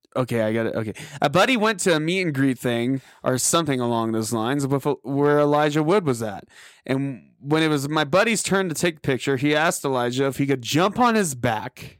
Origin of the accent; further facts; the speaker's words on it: Tulsa, Oklahoma, United States; my hometown in Tulsa